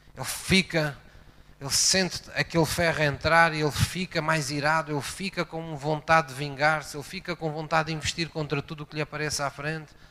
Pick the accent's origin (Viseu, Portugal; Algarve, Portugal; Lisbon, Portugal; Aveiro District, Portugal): Algarve, Portugal; Portimão; also born or lived in Tavira; quando era miúdo, eh, eu vivia em Portimão, mas eu nasci em Tavira.